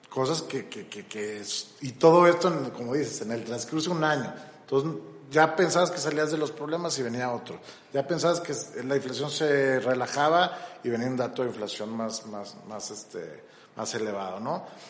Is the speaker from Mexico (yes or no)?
yes; Mexico